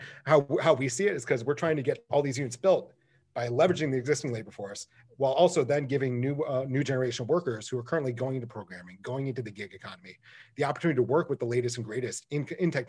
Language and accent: English; Michigan, United States; I grew up in Michigan